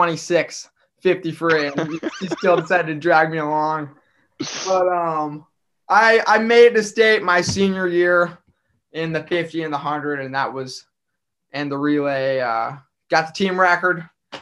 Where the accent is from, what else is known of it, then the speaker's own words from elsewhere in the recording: Grand Island, Nebraska, United States; So we're both from Grand Island. Actually, originally